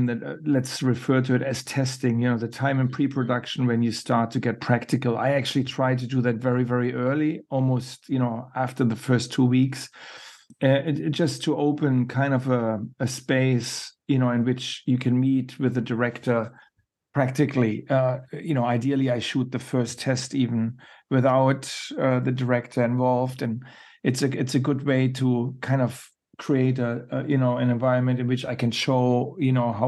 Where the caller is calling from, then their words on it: Iceland; It's late where I am. Mm-hmm. I'm speaking from Iceland, and I've had a long shooting day.